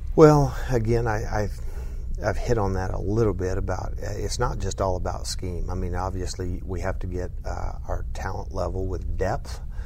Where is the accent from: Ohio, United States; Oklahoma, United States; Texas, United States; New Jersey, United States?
Oklahoma, United States; southwest; now in Lubbock, United States; grew up in southwest Oklahoma